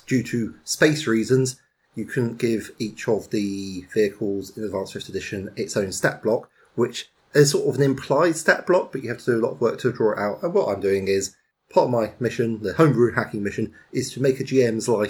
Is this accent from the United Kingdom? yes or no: yes; United Kingdom; I'm British